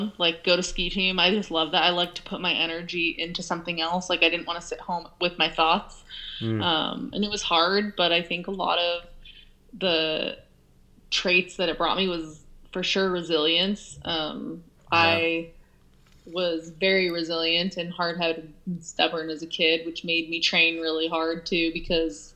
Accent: Olympic Valley, California, United States; I grew up in Olympic Valley

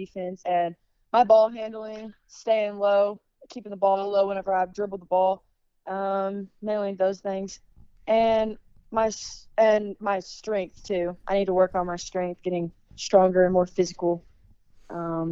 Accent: Arkansas, United States; my hometown is in Arkansas

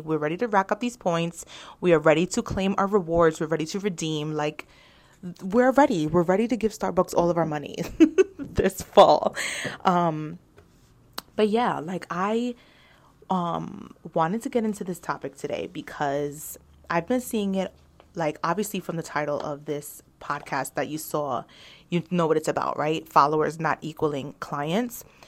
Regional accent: New York, United States; I am a New Yorker

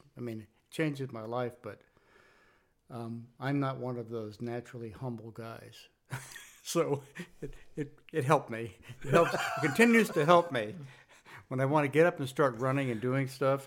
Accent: San Francisco, California, United States; I'm from California. In my childhood was California, Northern California, San Francisco area.

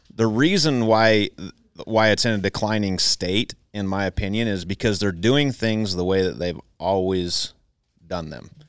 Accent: Southern Idaho, United States; I was raised in Southern Idaho

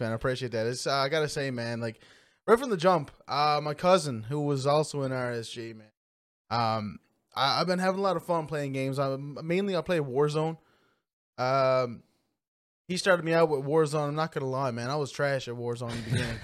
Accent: Trepassey, Newfoundland and Labrador, Canada; also born or lived in Lima, Peru; I grew up in Trapassie. Um, small class, uh, small community

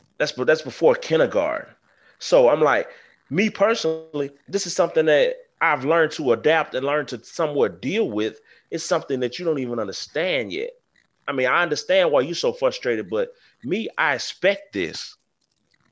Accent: the South, United States; I come from a place, I come from the South. I come from where slavery and racism has been embedded in our history.

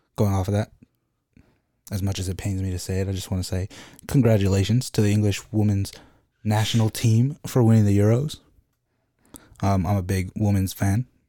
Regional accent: United States; I'm American

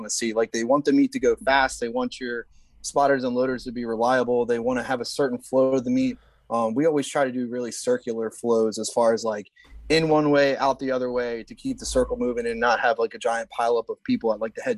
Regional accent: Delaware, United States; also born or lived in Salisbury, Maryland; my home state of Delaware

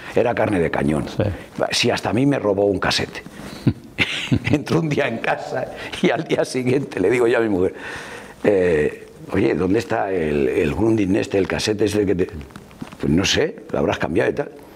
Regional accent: Madrid, Community of Madrid, Spain; moved away as an adult; now in León, Spain; He vivido prácticamente toda mi vida en Madrid porque mis padres, mi padre sobre todo, se fue a Madrid

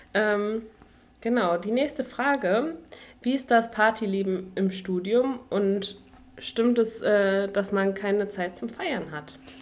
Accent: Duisburg, North Rhine-Westphalia, Germany; moved away as an adult; now in Dresden, Germany; ich studiere jetzt hier in Dresden, komme aber ursprünglich aus Duisburg

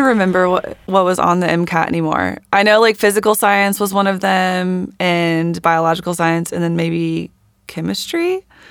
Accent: Warner Robins, Georgia, United States; also born or lived in Atlanta, Georgia; I grew up in Warner Robins, Georgia

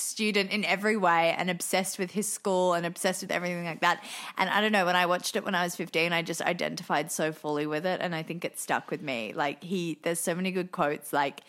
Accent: Australia; Well, yes, I'm from Australia

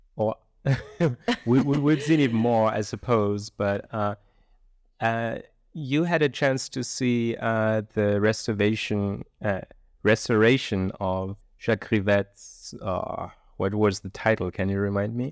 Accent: Germany; I'm from Germany

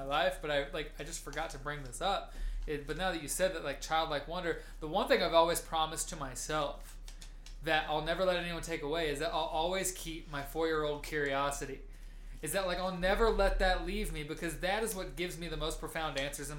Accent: United States; we as American Western civilized people

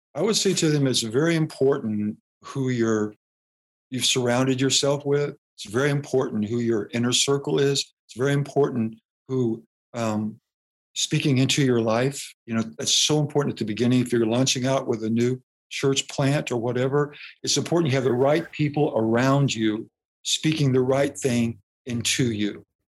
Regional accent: Des Moines, Iowa, United States; moved away as an adult; also born or lived in Waxahachie, Texas; now in St. Louis, United States; we grew up around Des Moines, Iowa

